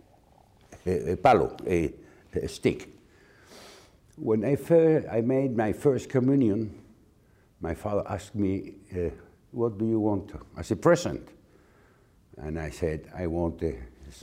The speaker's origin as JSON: {"language": "English", "region": "Community of Madrid", "country": "Spain", "tie": "born or raised there", "said": "I was born in Spain in the 40s."}